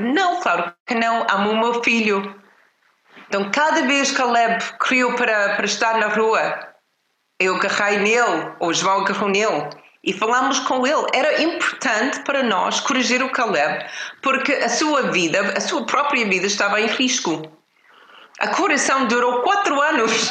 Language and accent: Portuguese; Canada; now in Portugal; Eu cresci numa família no Canadá